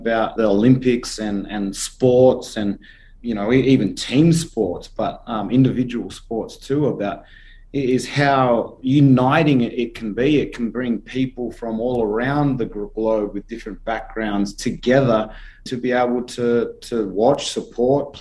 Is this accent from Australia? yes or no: yes; Australia; as an Australian number one, but as an Australian athlete number two